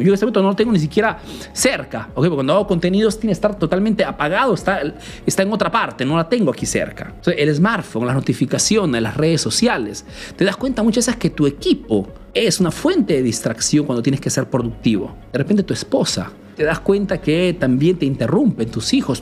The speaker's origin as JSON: {"language": "Spanish", "country": "Peru", "moved": "yes", "lives_now": "Italy", "said": "soy un emprendedor peruano que vive hace nuevos en Italia"}